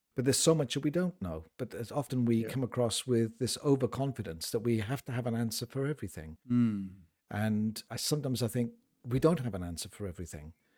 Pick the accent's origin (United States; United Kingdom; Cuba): United Kingdom; I'm a Brit